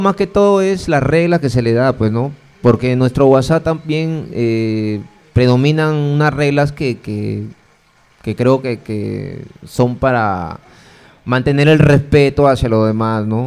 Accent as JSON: {"language": "Spanish", "region": "Piura", "country": "Peru", "moved": "yes", "lives_now": "Lima, Peru", "said": "yo soy de Piura"}